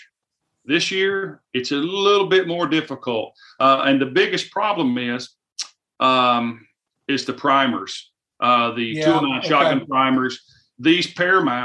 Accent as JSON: {"language": "English", "region": "the South", "country": "United States", "said": "I am from the South, and we have a lot of humidity down here"}